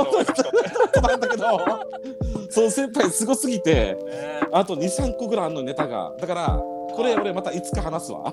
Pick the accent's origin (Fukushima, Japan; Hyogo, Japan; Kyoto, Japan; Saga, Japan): Saga, Japan; moved away as an adult; そこから地元の佐賀に帰りました。